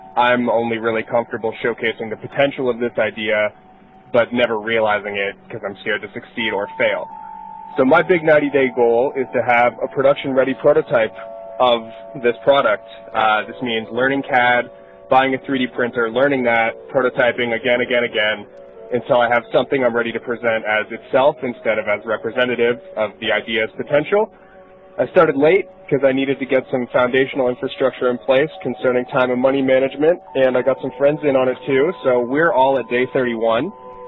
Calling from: London, Ontario, Canada; I'm calling from London, Ontario.

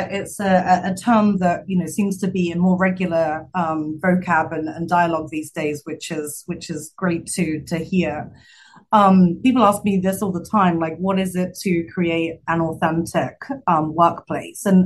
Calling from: Chicago, Illinois, United States; Uh, Chicago, downtown Chicago today, in a very empty office.

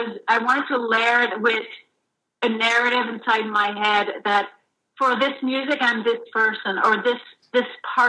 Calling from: Toronto, Ontario, Canada; I'm calling from where I work, and where it's downtown Toronto in Regent Park, where the Citadel is located.

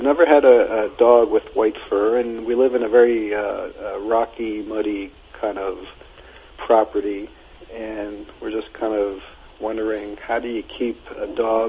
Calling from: Center Valley, Pennsylvania, United States; Center Valley, Pennsylvania.

